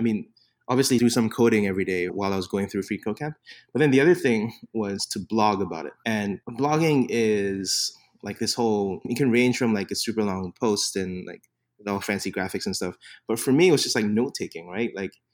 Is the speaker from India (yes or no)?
no; Singapore; first language English; So I'm being from Singapore, speak English as a first language. I always like to make fun of Americans who find out that I'm from Singapore and then they say, but your English is so good.